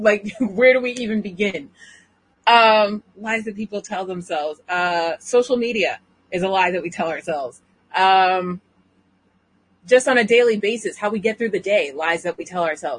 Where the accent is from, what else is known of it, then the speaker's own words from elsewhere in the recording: New England, United States; I'm from New England. We merge. We're too lazy to say the whole word.